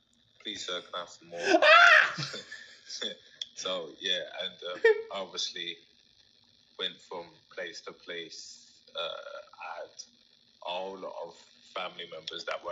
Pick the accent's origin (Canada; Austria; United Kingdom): United Kingdom; London; also born or lived in Hackney, East London; I got raised by a Black family in the south east of London, just outside London, called Bromley. And I stayed there until I was like 11